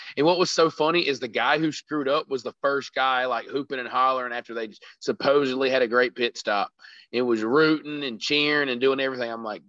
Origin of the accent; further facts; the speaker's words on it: South Carolina, United States; It's the only track in my home state